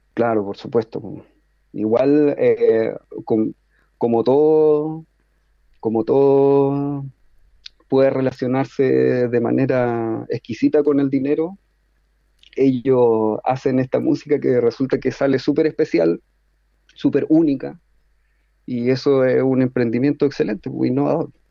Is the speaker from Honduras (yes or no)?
no; Chile; yo como chileno